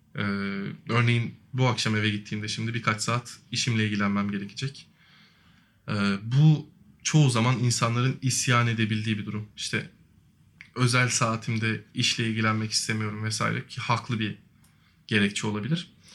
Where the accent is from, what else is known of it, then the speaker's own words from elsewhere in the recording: Yalova, Turkey; 93 yılında Yalova'da dünyaya geldim